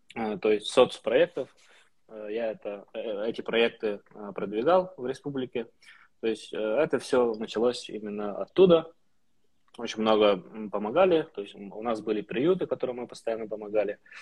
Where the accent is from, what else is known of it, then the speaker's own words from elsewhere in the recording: Ust-Aldansky ulus, Sakha Republic, Russia; я сам из Усаданского Луса